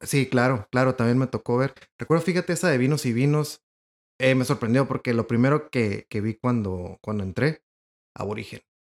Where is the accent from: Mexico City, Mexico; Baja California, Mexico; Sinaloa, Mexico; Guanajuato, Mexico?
Baja California, Mexico; Ensenada; now in Monterrey, Mexico; soy de Ensenada.